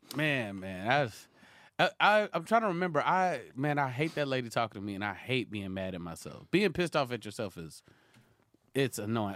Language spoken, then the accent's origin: English; Houston, Texas, United States; also born or lived in San Francisco Bay Area, California; born in the Bay, but grew up in Houston, Texas